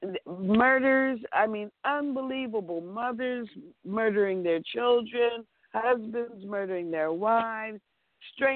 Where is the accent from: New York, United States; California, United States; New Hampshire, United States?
California, United States; Los Angeles; I was born in Los Angeles. I've lived here my entire life. I've never lived anywhere else.